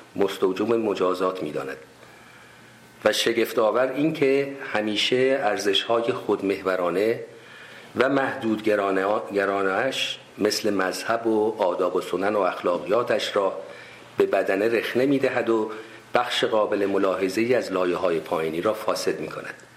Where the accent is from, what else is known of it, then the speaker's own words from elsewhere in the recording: Tehran, Tehran Province, Iran; moved away as an adult; also born or lived in Shiraz / United States / Kerman; من اهل تهران هستم تحصیلات ابتدایی و متوسطه